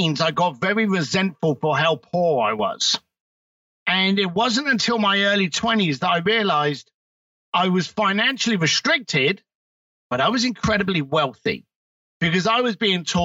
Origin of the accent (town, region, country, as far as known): United Kingdom